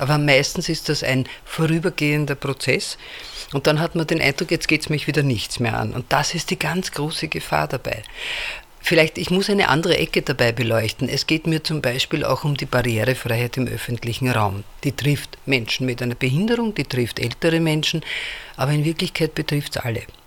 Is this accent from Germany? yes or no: no; Vienna, Austria; ich komme aus Wien